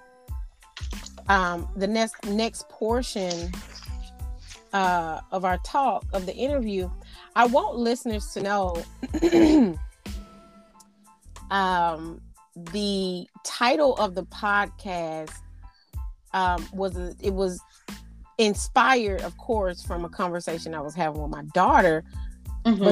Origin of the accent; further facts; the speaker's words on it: Arkansas, United States; now in Houston, United States; I am from Arkansas, which is the natural state